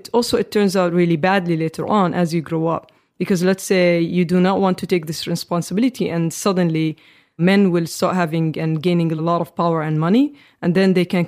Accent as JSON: {"language": "English", "town": "Amman", "region": "Amman Governorate", "country": "Jordan", "tie": "born or raised there", "said": "I grew up in Jordan, the Middle East"}